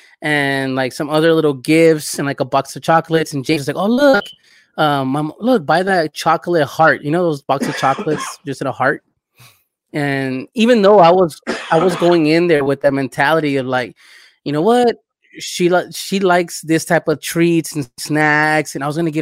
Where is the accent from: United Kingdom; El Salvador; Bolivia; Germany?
El Salvador; moved away